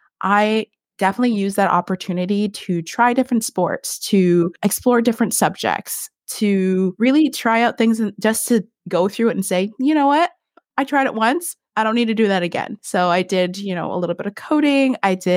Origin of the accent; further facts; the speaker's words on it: Oshawa, Ontario, Canada; also born or lived in Hamilton / Brampton / Mississauga / Etobicoke; I was born in Oshawa, Ontario. and then moved to Hamilton, lived in Brampton for a minute, lived in Mississauga, or actually made my way to Etobicoke and then back to Oshawa. So I spent my high school years in partly in Etobicoke and then partly in Oshawa.